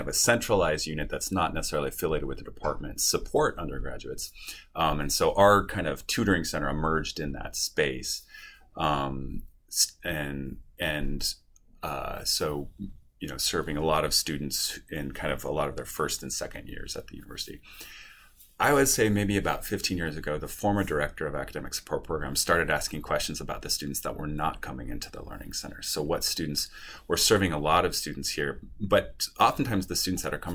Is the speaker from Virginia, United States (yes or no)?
no; Spokane, Washington, United States; also born or lived in Seattle, Washington; I am actually from Washington State. I grew up in Eastern Washington in Spokane.